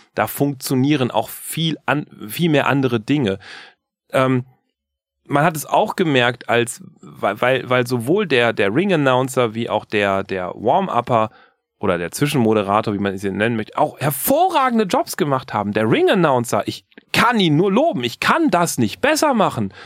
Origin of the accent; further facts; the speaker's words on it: Germany; wir würden als Deutsche sagen